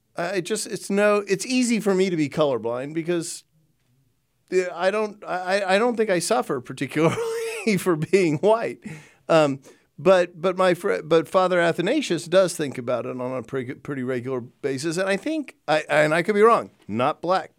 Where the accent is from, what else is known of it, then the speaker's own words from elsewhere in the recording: Texas, United States; growing up in Texas